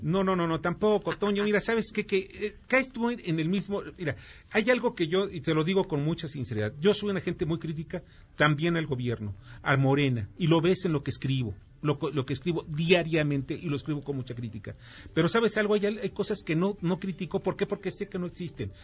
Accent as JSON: {"language": "Spanish", "country": "Mexico", "said": "los mexicanos"}